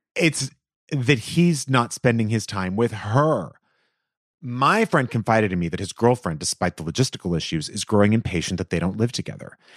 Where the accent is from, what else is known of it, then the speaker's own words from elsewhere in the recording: Los Angeles, California, United States; they're in my hometown